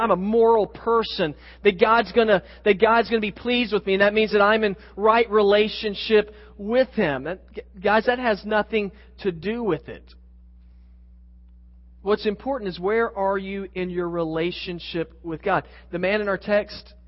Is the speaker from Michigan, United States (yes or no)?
no; Oklahoma City, Oklahoma, United States; I grew up in Oklahoma City, just a few hours north of there